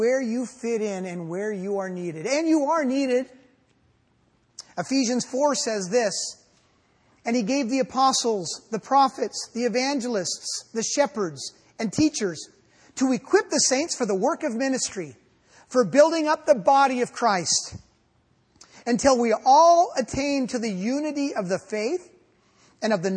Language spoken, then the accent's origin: English; United States; I'm an American.